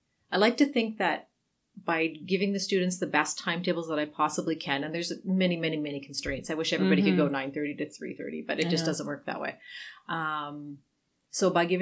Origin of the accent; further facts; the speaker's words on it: Sault Ste. Marie, Ontario, Canada; growing up in Sault Ste. Marie, it was basically a white town.